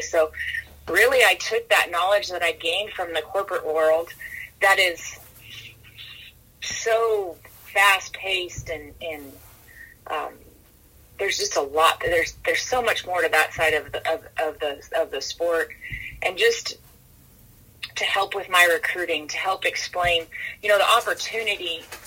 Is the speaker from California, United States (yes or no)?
yes; Wheatland, California, United States; now in La Junta, Colorado, United States; I was born and raised in Northern California, um, in Wheatland, California, Marysville area